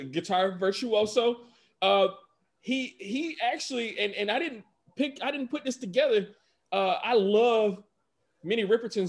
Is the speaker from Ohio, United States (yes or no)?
no; Atlanta, Georgia, United States; growing up in Atlanta, in the part of Atlanta I grew up in, we did not have a heavy population of Latinx people whatsoever.